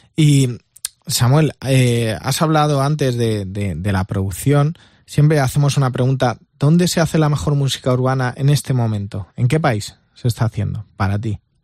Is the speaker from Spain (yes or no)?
yes; Albacete, Castilla-La Mancha, Spain; yo soy de Albacete